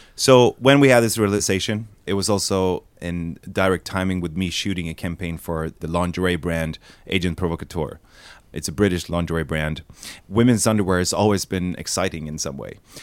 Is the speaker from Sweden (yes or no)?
yes; Sweden; We're from Sweden